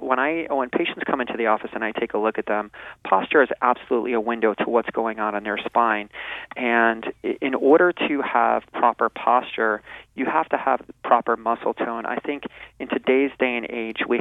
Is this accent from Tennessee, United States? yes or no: no; New Jersey, United States; moved away as an adult; also born or lived in Arizona; now in California, United States; I'm a transplant from New Jersey, and I grew up in New Jersey